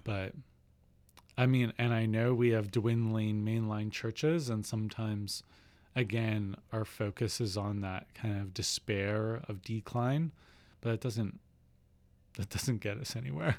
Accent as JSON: {"language": "English", "region": "Saskatchewan", "country": "Canada", "tie": "born or raised there", "moved": "yes", "said": "I'm from Saskatchewan"}